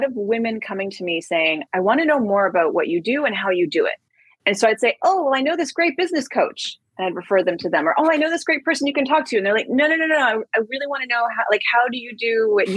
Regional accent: Canada; now in New York, United States; I'm originally from Canada. I live in New York now

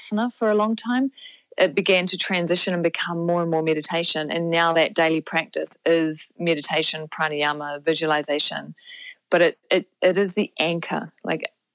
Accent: New Zealand; also born or lived in Canada / United States; So I am a Kiwi, so I live in New Zealand, although I did spend my 20s traveling

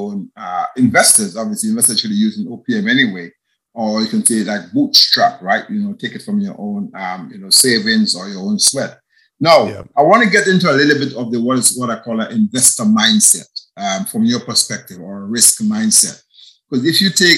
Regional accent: Grenada; moved away as an adult; also born or lived in United Kingdom; I'm from Grenada, and where I'm currently am right now. I left here. I went to the UK

